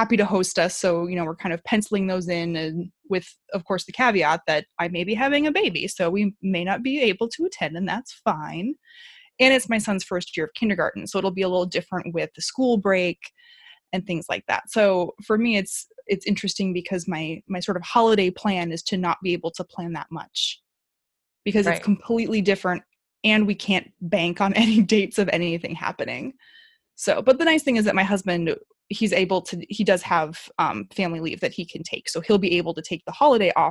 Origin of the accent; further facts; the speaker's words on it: Midwest, United States; now in Southern California, United States; we live in Southern California, but we're from the Midwest and we normally travel home for the holidays